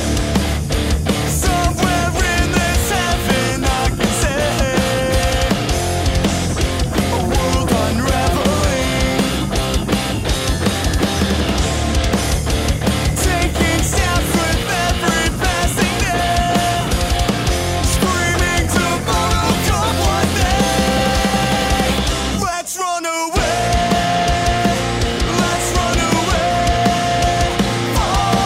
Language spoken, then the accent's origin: English; Chicago, Illinois, United States; my hometown scene, which is the greater Chicago area